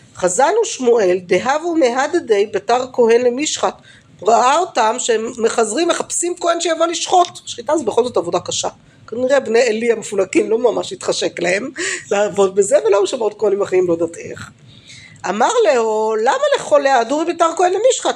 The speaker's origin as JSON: {"language": "Hebrew", "town": "Jerusalem", "region": "Jerusalem District", "country": "Israel", "tie": "born or raised there", "said": "ברובע, בסדר, איפה שגדלתי"}